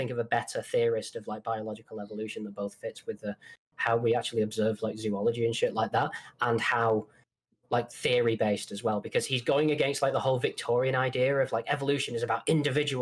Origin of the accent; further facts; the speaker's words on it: Manchester, North West England, United Kingdom; accent: Mancunian; But I'm Northern. I'm from Manchester